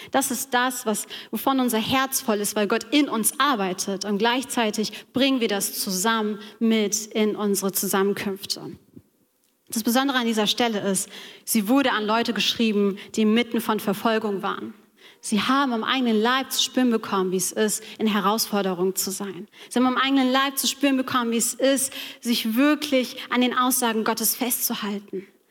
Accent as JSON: {"language": "German", "area": "Taunus", "region": "Hesse", "country": "Germany", "tie": "born or raised there", "said": "ich bin im Taunus aufgewachsen"}